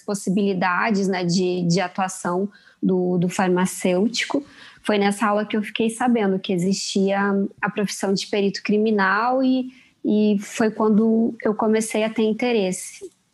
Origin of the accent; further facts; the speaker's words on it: Erechim, Rio Grande do Sul, Brazil; moved away as an adult; also born or lived in São Paulo / Milan, Italy; now in Rio de Janeiro, Brazil; Erechim é, foi a cidade onde eu cresci, é uma cidade pequena